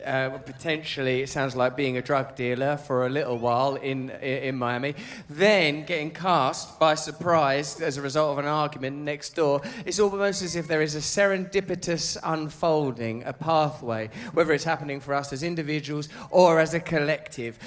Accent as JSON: {"language": "English", "town": "Grays", "region": "East of England", "country": "United Kingdom", "said": "I'm from Grays"}